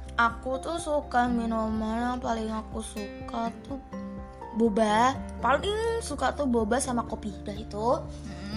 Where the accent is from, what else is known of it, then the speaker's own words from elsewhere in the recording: Semarang, Central Java, Indonesia; Dari dulu aku lahir di Semarang